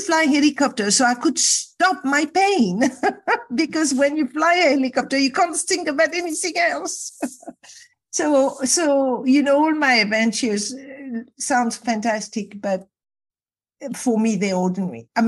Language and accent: English; Casablanca, Casablanca-Settat, Morocco; I was brought up in Casablanca, Morocco